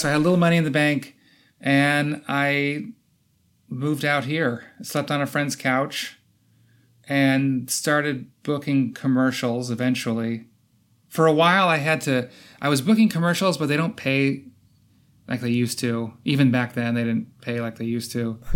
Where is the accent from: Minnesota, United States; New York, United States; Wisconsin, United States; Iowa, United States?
Iowa, United States; moved away as an adult; also born or lived in Chicago; now in Los Angeles, United States; I'm from Iowa, small town Iowa